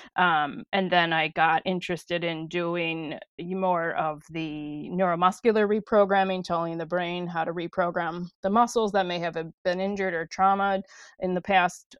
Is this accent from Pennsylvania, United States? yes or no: no; De Pere, Wisconsin, United States; I grew up in De Pere, Wisconsin, and um, born and raised